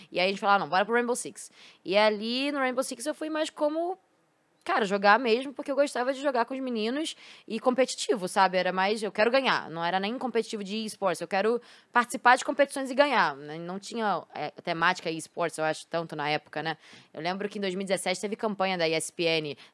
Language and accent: Portuguese; Rio de Janeiro, Brazil; Sou carioca. Carioca. Sou de carioca. onde? Do Rio? Eu sou de Botafogo. Botafogo. Sim. Sou de Botafogo.